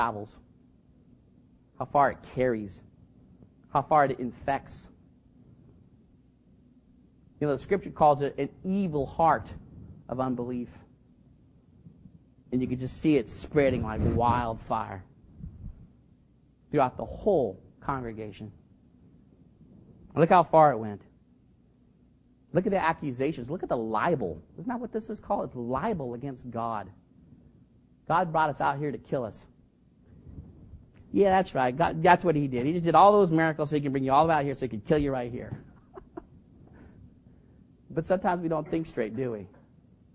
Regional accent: Fremont, California, United States; now in Union City, United States; I grew up in Fremont, but I got saved and moved soon

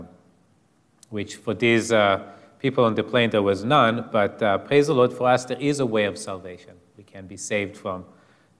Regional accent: Israel; moved away; growing up in Israel

